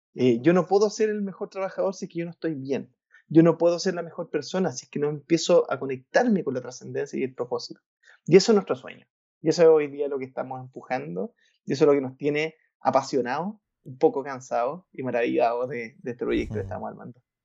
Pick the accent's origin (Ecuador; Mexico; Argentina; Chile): Chile; Valparaíso; yo soy de Valparaíso, Valparaíso es una ciudad en Chile que es cercana a, Santiago